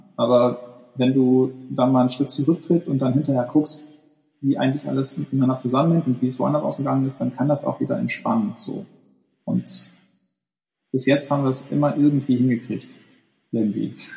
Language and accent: German; Ruhr area, North Rhine-Westphalia, Germany; now in Hamburg, Germany; ich bin ja westdeutsch sozialisiert, also ganz so Ruhrgebiet